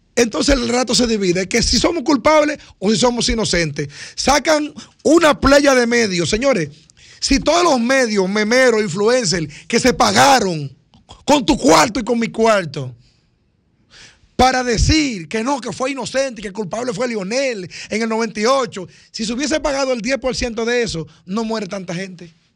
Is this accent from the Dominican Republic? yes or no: yes; Dominican Republic; así nos dice que somos dominicanos